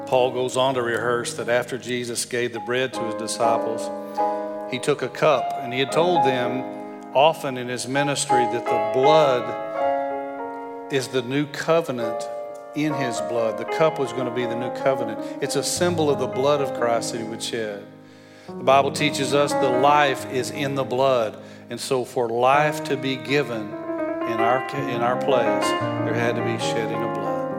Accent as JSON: {"language": "English", "region": "West Texas", "country": "United States", "moved": "as an adult", "said": "When my wife and I moved here about 13 years ago, I moved from West Texas. I thought when I lived in West Texas, everybody else in the world had an accent"}